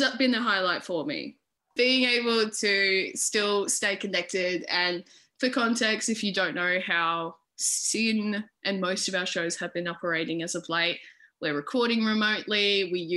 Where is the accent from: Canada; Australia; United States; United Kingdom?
Australia; Adelaide, South Australia; moved away; I am originally from Adelaide, South Australia